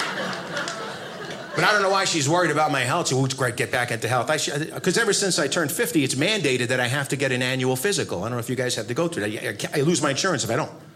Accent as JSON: {"language": "English", "country": "United States", "said": "I'm an American."}